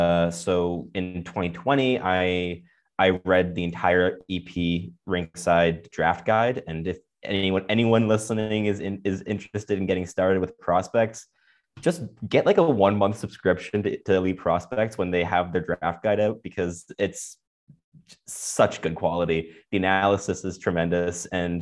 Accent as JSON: {"language": "English", "town": "Montreal", "region": "Quebec", "country": "Canada", "tie": "born or raised there", "said": "Despite growing up in Montreal, which is like, you think that's impossible, but it kind of just happened with me."}